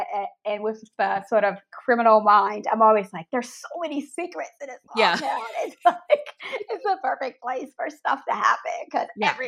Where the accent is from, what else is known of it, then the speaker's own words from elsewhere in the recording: Maryland, United States; now in Canada; I'm from Maryland, so I do summers in Maryland with my family.